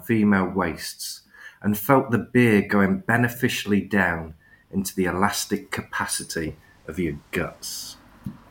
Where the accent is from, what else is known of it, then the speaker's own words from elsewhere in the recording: Cotgrave, East Midlands, United Kingdom; also born or lived in Reading; I grew up in a mining village just outside Nottingham called Cotgrave